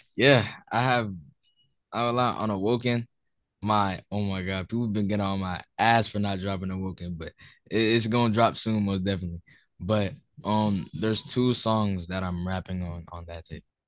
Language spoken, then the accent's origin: English; Newark, New Jersey, United States; I'm from New Jersey, Newark, New Jersey